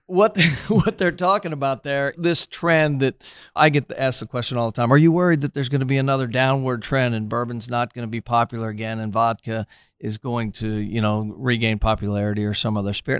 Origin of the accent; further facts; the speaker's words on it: Cincinnati, Ohio, United States; moved away as an adult; also born or lived in Milwaukee, Wisconsin; now in Louisville, United States; I started working in television in my hometown, Cincinnati.